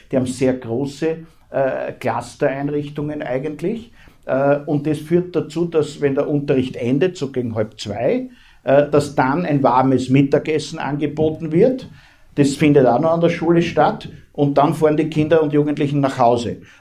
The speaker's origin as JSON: {"language": "German", "country": "Austria", "said": "Ähm, bei uns in Österreich, um das nur beispielhaft zu sagen, ist die Menschenrechtskonvention Bestandteil der Bundesverfassung"}